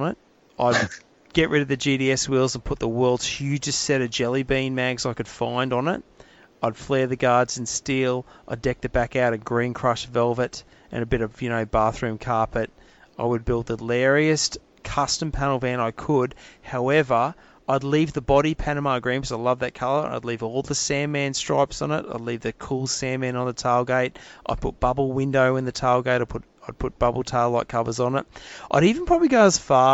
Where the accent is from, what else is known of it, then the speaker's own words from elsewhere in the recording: Adelaide, South Australia, Australia; when I was a kid, I grew up in Glenelg and Adelaide in the late 70s, early 80s.